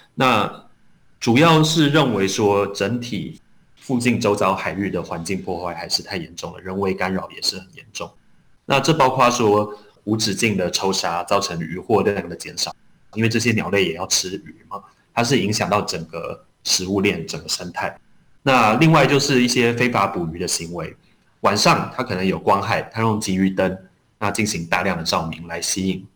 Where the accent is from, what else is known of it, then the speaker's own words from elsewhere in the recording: Matsu, Lienchiang County, Taiwan; 那我们在地也会常常把闽东话，或福州话称为马祖话